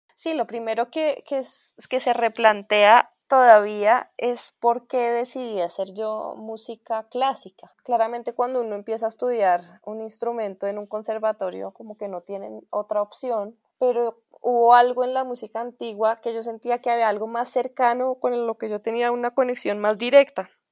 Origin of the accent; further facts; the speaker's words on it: Colombia; Soy músico colombiano